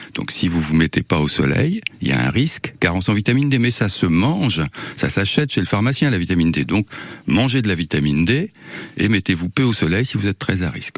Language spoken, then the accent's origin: French; Var, Provence-Alpes-Côte d'Azur, France; now in Tours, France; quand j'étais petit dans le Var